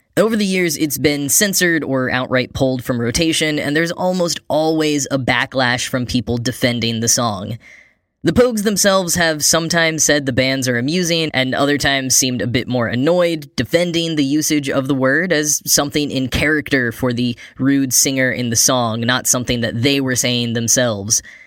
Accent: United States; as an American

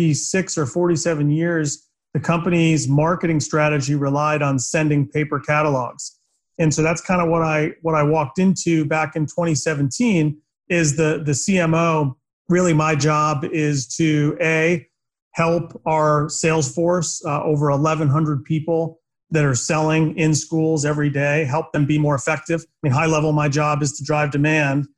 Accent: Boston, Massachusetts, United States; I grew up in Boston

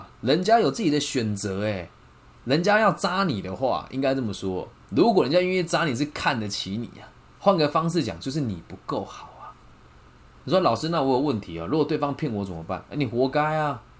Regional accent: Taiwan; 我不知道说什么，我们台湾人比较爱计较还是什么？

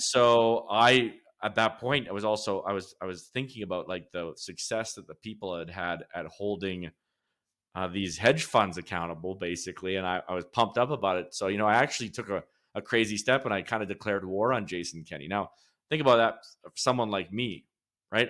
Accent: Lacombe, Alberta, Canada; I was born in Lacombe, Alberta, which is a central Alberta town a little bit north of Red Deer

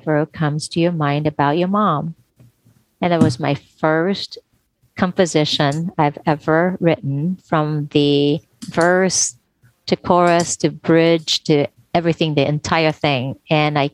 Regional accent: Tokyo, Japan; I was born and raised in Tokyo, Japan

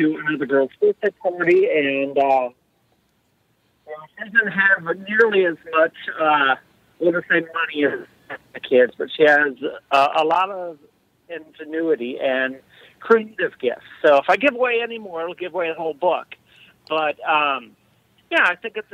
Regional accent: Faribault, Minnesota, United States; I grew up in Faribault, Minnesota

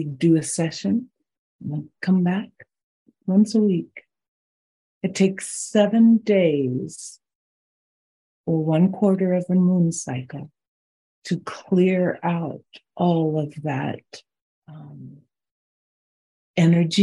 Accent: Boulder, Colorado, United States; also born or lived in South Dakota; I grew up near Boulder, Colorado

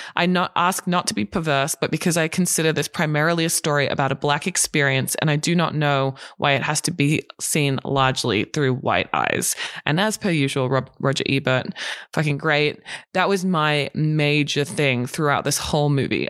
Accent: Australia; now in Los Angeles, United States; being an Australian

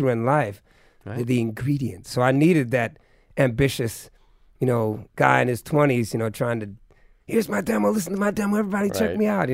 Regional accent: Bay Area, California, United States; also born or lived in New England; I'm from the Bay Area

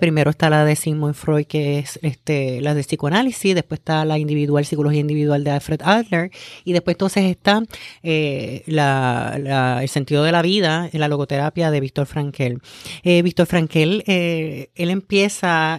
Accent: Humacao, Puerto Rico; also born or lived in Río Piedras; vengo de Humacao, estudié en la Ana Roque de, de, Humacao

